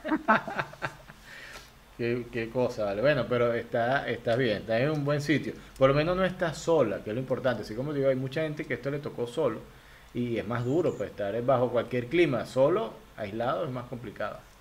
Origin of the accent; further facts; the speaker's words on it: Venezuela; moved away as an adult; now in Guayaquil, Ecuador; yo soy migrante venezolano